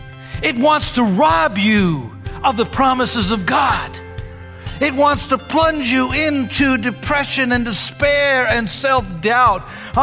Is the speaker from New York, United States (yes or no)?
yes; New York, United States; I'm a New Yorker. I'm used to entertainment.